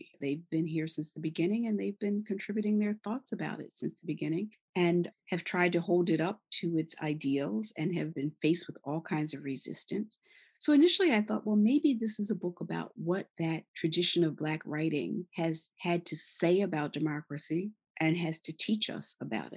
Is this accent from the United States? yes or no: yes; Philadelphia, Pennsylvania, United States; now in New York, United States; Philadelphia, my hometown, even though I live in New York